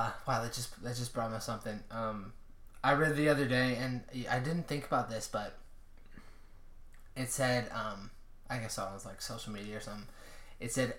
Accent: Indiana, United States; growing up in Indiana

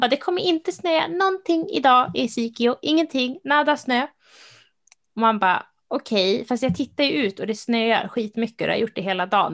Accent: Uppsala, Uppsala County, Sweden; moved away; jag är ju från Uppsala, eh, som vi kanske har nämnt någon gång. Så min liksom, nu bor jag inte där längre

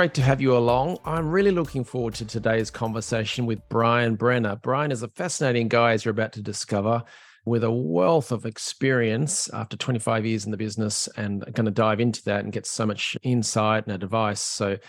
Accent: Australia; now in Ireland; I'm an Aussie living in Ireland, so I'm used to versatile weather

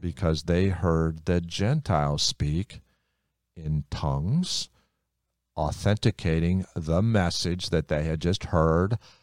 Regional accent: United States; I'm Hungarian, but I grew up in America, so I speak English

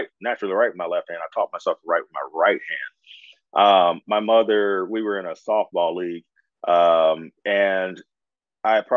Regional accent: Indianapolis, Indiana, United States; I grew up in Indy, I spent my summers on the East Coast, in Washington, D.C. and Maryland

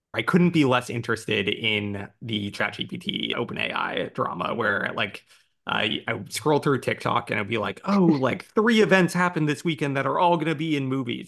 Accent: United States; also born or lived in Brooklyn; I'm American

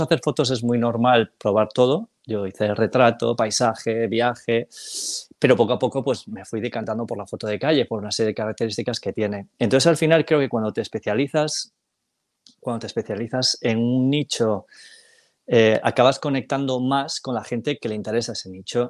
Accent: Galicia, Spain; soy gallego del 76

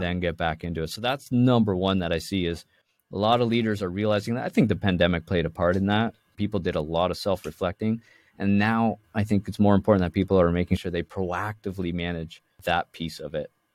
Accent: Toronto, Ontario, Canada; now in Vancouver, Canada; I was born and raised in the Toronto side of Canada

